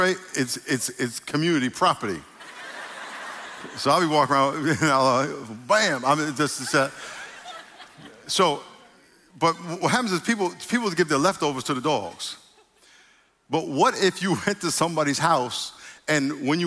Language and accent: English; New York, United States; I'm from New York